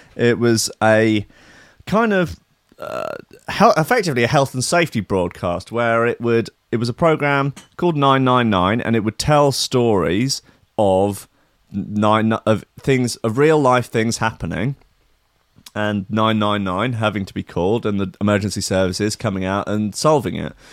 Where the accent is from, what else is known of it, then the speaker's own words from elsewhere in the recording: Enfield, London, United Kingdom; also born or lived in Berlin; I grew up in Enfield